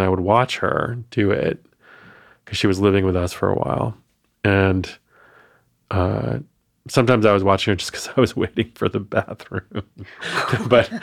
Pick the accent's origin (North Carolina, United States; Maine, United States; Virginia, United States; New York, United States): Maine, United States; When you are a biracial, Asian American queer growing up in Maine, which is the whitest, I think it's still the whitest state